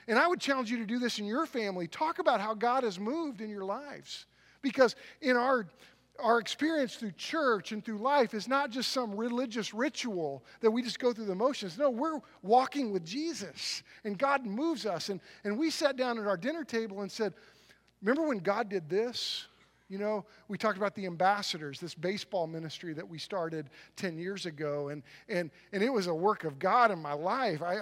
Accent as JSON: {"language": "English", "country": "United States", "said": "as American Christians"}